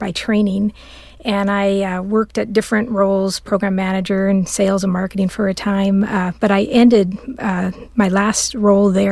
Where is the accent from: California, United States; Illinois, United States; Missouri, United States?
California, United States; Southern; I'm born and raised in Southern California